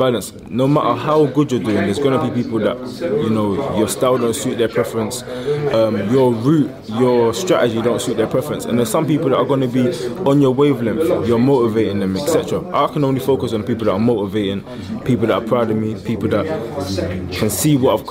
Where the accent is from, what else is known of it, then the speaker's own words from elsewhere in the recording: London, United Kingdom; I was born and raised in London